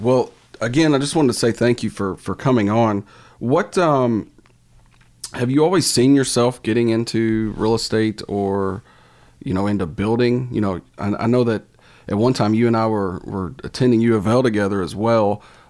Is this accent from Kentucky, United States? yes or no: yes; Fern Creek, Kentucky, United States; Jimmy and I, we grew up together in the Fern Creek area.